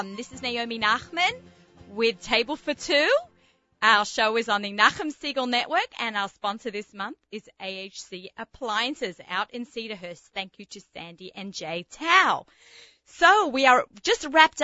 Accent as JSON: {"language": "English", "country": "Australia", "moved": "yes", "said": "being an Australian, where there are more sheep than people."}